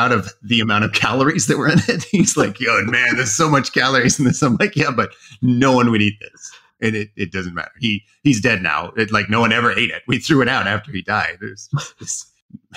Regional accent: Oregon, United States; moved away as an adult; also born or lived in Idaho; I grew up in Oregon

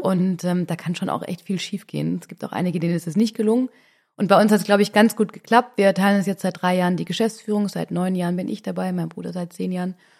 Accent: Swabia, Baden-Württemberg, Germany; Ich bin nämlich auch Mädle vom Land ich komme aus dem Schwaberländle

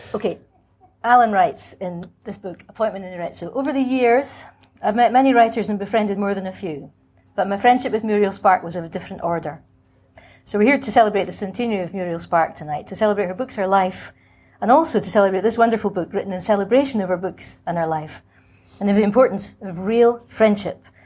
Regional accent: Scotland, United Kingdom; moved away; also born or lived in Cambridge; I was and am Scottish by formation

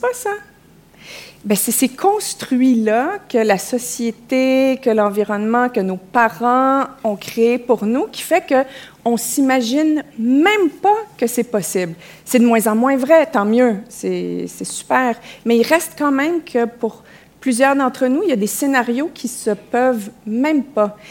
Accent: Quebec, Canada; accent: Québécois; mon accent au Québec

